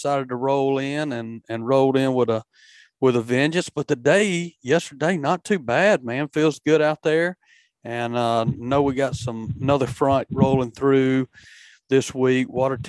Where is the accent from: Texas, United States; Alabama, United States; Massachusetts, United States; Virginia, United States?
Alabama, United States; moved away as an adult; also born or lived in Mississippi; me moving from Mississippi over here about 8 years ago, which I'm from Alabama originally, spent a lot of my adult life in Mississippi, though.